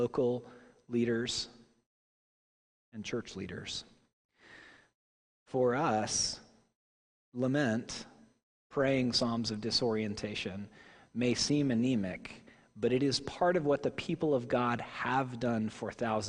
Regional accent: Tulsa, Oklahoma, United States; born or raised there; moved away

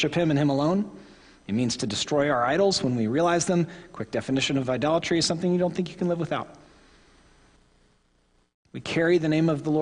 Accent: Oklahoma, United States; I am from Oklahoma

